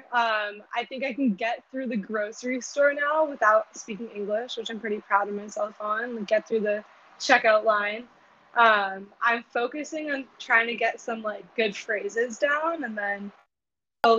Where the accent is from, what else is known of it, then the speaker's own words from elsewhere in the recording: Bethesda, Maryland, United States; I'm from Bethesda, Maryland, which is right outside of Washington, D.C.